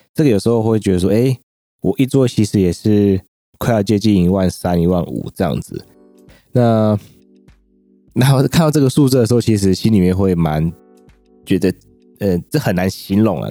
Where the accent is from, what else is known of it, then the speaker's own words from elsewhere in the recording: southern Taiwan, Taiwan; 我是身在南部